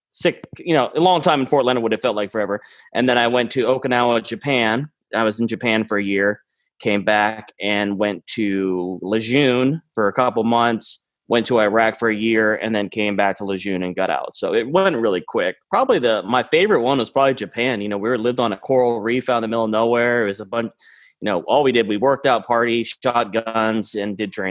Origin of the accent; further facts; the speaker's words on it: Mexico; also born or lived in Maine, United States; Uh, originally, I'm from. I was born in Maine. Uh, but my parents were missionaries in Mexico. So when I was a kid, I grew up kind of, uh, we were building churches, orphanages